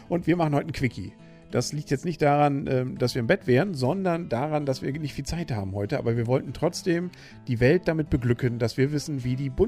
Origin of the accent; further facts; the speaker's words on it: Northern Germany, Germany; Als Norddeutscher ist man da per se erstmal skeptisch, was das angeht.